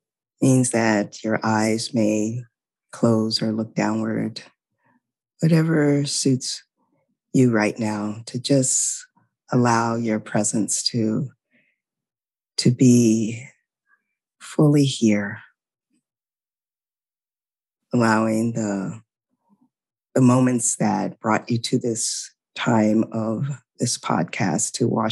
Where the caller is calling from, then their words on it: Louisiana, United States; I'm calling in from Louisiana, which is my new home, and it's the unceded territory of the Choctaw people.